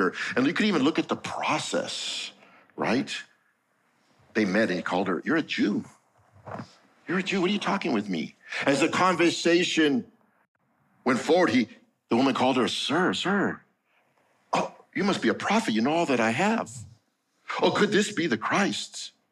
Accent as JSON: {"language": "English", "town": "Los Angeles", "region": "California", "country": "United States", "tie": "born or raised there", "said": "I grew up in East"}